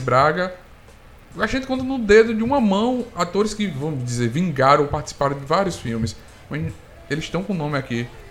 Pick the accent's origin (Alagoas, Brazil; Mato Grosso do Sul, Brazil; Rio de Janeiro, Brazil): Alagoas, Brazil; Arapiraca; now in Maceió, Brazil; eu sou de Arapiraca, estou morando em Marcel